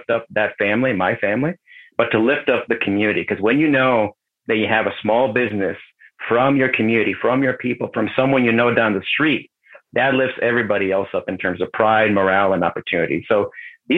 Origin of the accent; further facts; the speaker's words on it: Mexico; now in United States; growing up in Mexico.